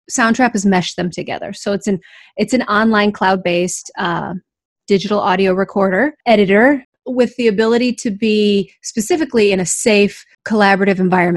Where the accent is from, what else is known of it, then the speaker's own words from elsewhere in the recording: Iowa, United States; I was born in Iowa, and I spent most of my teaching career in Iowa